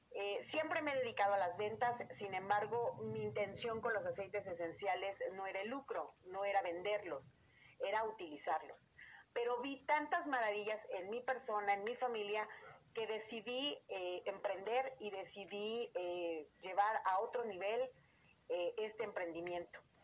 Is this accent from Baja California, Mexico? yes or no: no; Querétaro, Mexico; Yo soy queretana de nacimiento